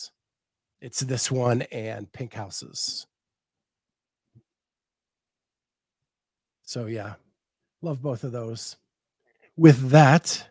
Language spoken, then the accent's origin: English; Pittsburgh, Pennsylvania, United States; I grew up outside of Pittsburgh.